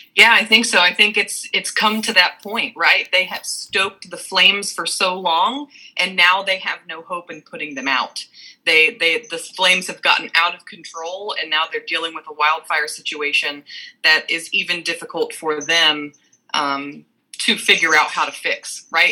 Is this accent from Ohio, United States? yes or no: yes; Cincinnati, Ohio, United States; I am from the southwestern tip of Ohio um, in the Cincinnati area